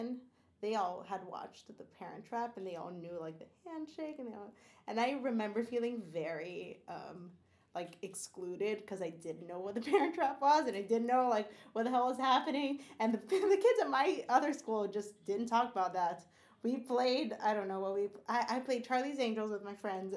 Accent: Brazil; I grew up in Brazil, but I didn't grow up in like the desert.

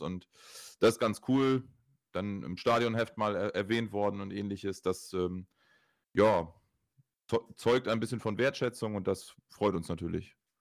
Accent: Oldenburg, Lower Saxony, Germany; ich komme aus Oldenburg

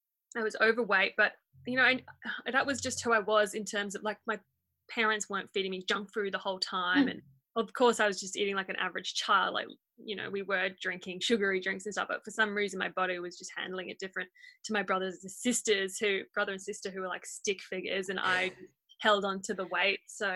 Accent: Port Moresby, National Capital District, Papua New Guinea; Yeah, that's right. I grew up in Port Moresby. I was born there.

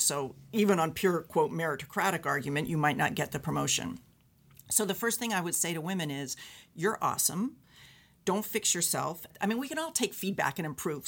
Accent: United States; now in Canada

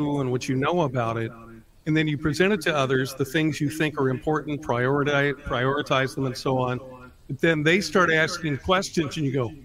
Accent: Cañon City, Colorado, United States; I really went on the air the first time in Canyon City, Colorado, my hometown

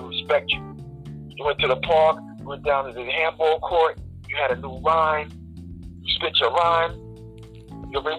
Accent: New York City, New York, United States; I'm from East Elmhurst, Queens

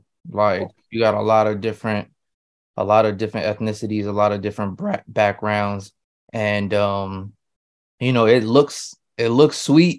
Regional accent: Queens, New York, United States; Yeah, Queens.

